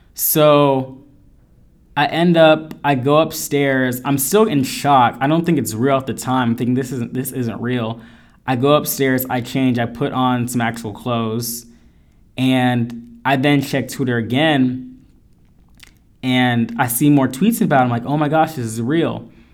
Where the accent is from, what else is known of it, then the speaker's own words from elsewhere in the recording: Northern California, United States; also born or lived in Elk Grove / Modesto / Riverbank; I'm from Northern California, raised, lived in Elk Grove, Modesto, Riverbank